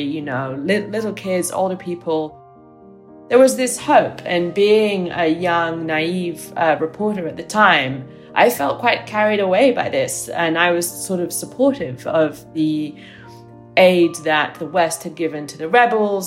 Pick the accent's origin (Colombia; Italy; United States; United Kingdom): Italy; moved away; I grew up in Italy